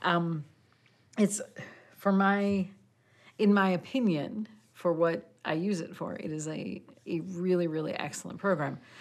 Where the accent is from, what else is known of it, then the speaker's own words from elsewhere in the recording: Midwest, United States; I am I am a redneck from the Midwest